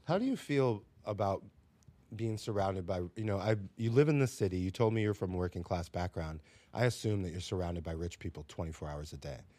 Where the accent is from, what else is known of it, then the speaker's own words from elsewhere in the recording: South Florida, United States; also born or lived in Minnesota; now in New York, United States; I grew up in a similar situation in South Florida in nineteen ninety-two, Cracktown, baby